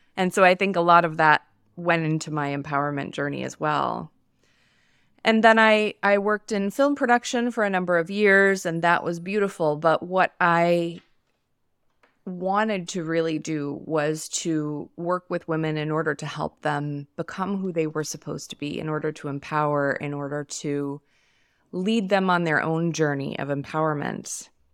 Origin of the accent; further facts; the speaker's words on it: New York, United States; now in Los Angeles, United States; I live in Los Angeles. I'm from New York